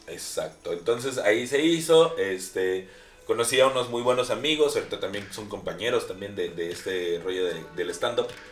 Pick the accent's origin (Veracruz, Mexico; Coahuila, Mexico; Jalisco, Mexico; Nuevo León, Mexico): Veracruz, Mexico; also born or lived in Xalapa, Veracruz; no soy de Jalapa directamente soy del puerco de Veracruz